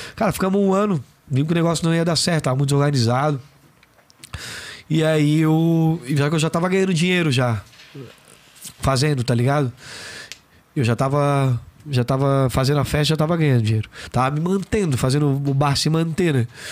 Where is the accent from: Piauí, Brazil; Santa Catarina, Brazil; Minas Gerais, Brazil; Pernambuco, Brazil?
Santa Catarina, Brazil; Florianópolis; accent: manezinho; Fui morar no Monte Verde, sou cria do Monte Verde